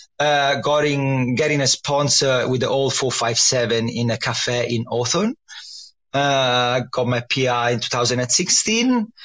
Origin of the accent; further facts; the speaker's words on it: Livorno, Tuscany, Italy; So I come from Tuscany, from the only Tuscan city which is famous for nothing, which is Livorno.